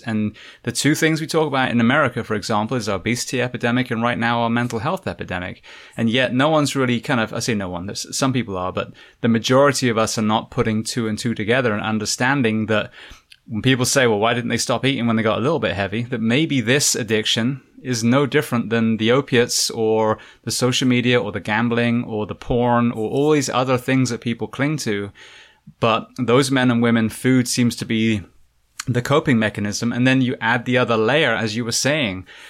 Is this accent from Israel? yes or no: no; England, United Kingdom; moved away as an adult; now in United States; I am originally from England, now moving to the States